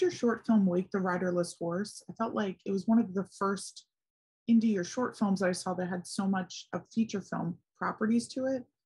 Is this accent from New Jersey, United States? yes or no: no; Philadelphia, Pennsylvania, United States; I'm from Philly